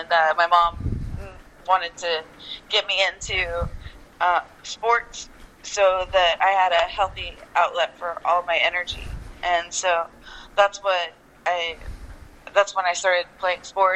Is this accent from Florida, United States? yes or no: yes; Jacksonville, Florida, United States; also born or lived in North Carolina; I grew up in Jacksonville, Florida